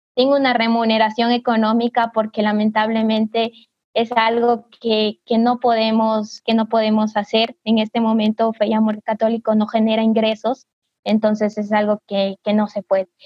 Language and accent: Spanish; Cariamanga, Loja, Ecuador; soy de Ecuador, al sur, en la provincia de Loja, en la ciudad de Cariamanga